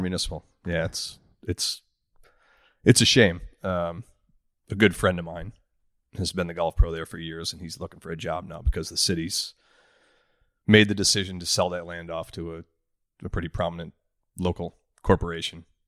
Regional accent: Oshkosh, Wisconsin, United States; I grew up in Oshkosh, Wisconsin

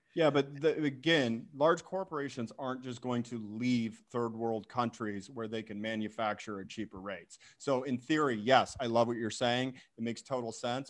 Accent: Boise, Idaho, United States; my home state, Boise, Idaho

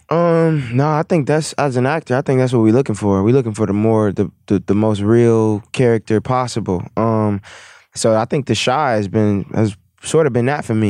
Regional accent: Milwaukee, Wisconsin, United States; I'm from Milwaukee

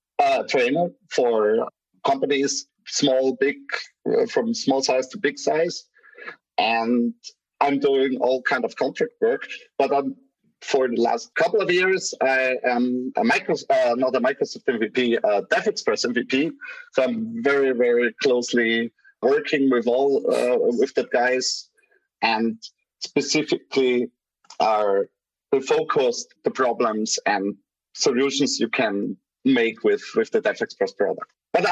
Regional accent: Graz, Styria, Austria; English is a second language; He's from my city, from Graz, from my hometown.

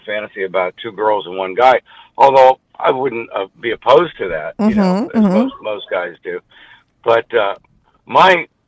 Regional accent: the South, United States; I grew up in the South

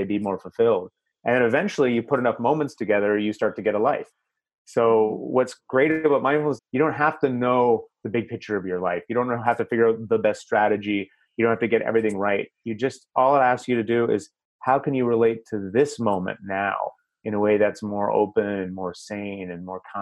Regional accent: Canada; I'm Canadian

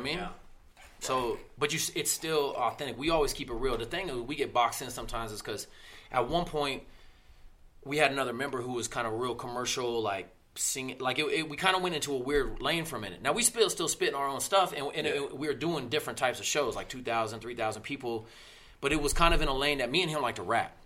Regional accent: Littleton, Colorado, United States; also born or lived in Denver, Colorado; I'm all Colorado. I'm all Denver. I grew up in Littleton, went to Denver schools.

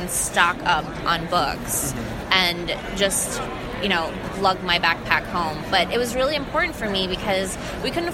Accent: New York City, New York, United States; I grew up in Jamaica, Queens, in New York

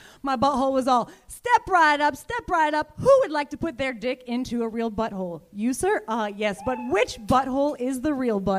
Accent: Chicago, Illinois, United States; now in Los Angeles, United States; I grew up in Chicago with Michael Lehrer.

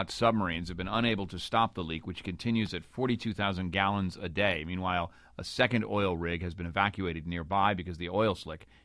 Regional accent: Grand Rapids, Michigan, United States; also born or lived in Dayton, Ohio; Western Michigan, Grand Rapids. You know, I don't know. I kind of don't know. I was born in Dayton, Ohio.

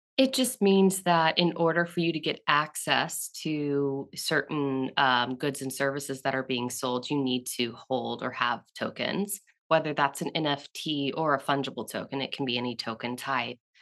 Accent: Southeast, United States; I grew up in the Southeast

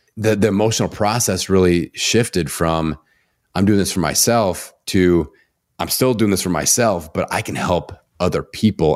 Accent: Indiana, United States; I'm from Indiana. We have mamaws and Papa's here.

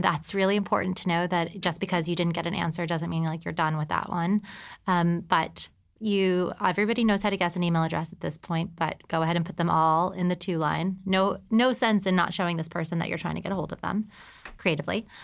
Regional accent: El Paso, Texas, United States; moved away as an adult; also born or lived in New York City; I'm from El Paso, Texas

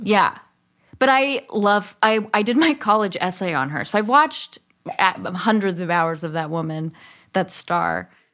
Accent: Berkeley, California, United States; also born or lived in East Bay, California; I grew up in Berkeley

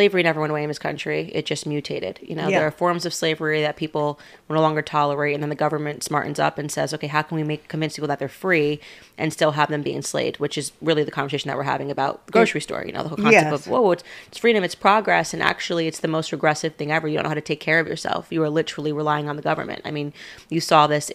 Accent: Stamford, Connecticut, United States; moved away as an adult; now in Tennessee, United States; I grew up in Stamford, Connecticut

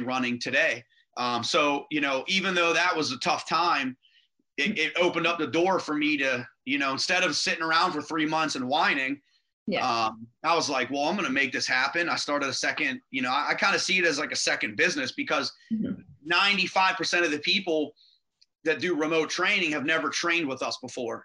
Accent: Rochester, Pennsylvania, United States; where I grew up in Rochester, which is the other side of the river from Beaver.

